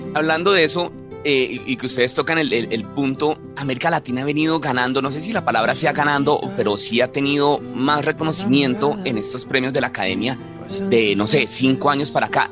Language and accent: Spanish; Colombia; yo como colombiano